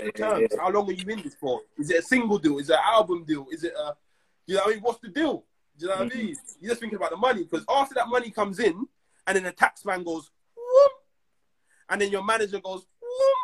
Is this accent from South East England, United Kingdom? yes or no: no; London, United Kingdom; I'm from South